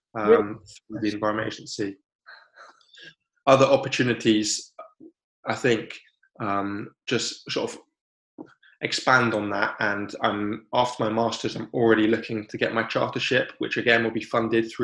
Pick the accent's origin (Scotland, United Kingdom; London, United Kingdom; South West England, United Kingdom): South West England, United Kingdom; Cornwall; moved away as an adult; now in Devon, United Kingdom; I grew up in Cornwall, and I've now moved to Devon